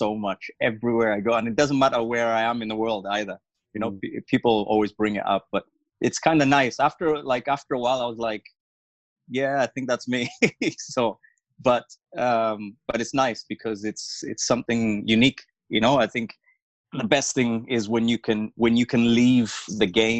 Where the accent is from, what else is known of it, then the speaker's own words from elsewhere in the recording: Wales, United Kingdom; also born or lived in Mufulira, Zambia / Malawi; I'm from here, I grew up in Wales, but I was born in Zambia